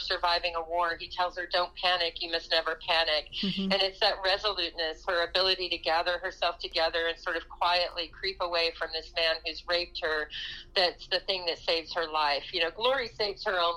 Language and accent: English; West Texas, United States; moved away as an adult; where I'm from, which I really do consider West Texas to be the South